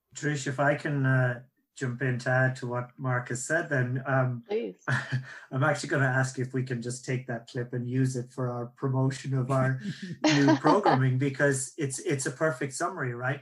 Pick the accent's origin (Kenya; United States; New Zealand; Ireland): Ireland; accent: Irish; that's my Irish accent